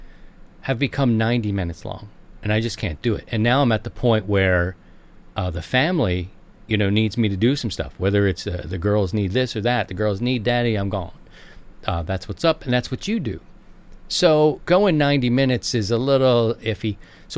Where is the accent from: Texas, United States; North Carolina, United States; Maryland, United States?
Maryland, United States; Maryland, my home state